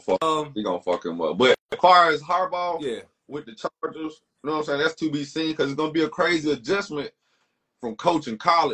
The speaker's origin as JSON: {"language": "English", "region": "Alabama", "country": "United States", "said": "I'm from Alabama."}